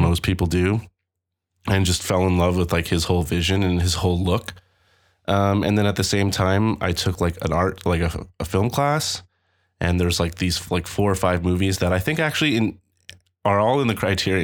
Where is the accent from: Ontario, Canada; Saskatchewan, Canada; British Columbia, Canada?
Ontario, Canada; Toronto; I'm from Toronto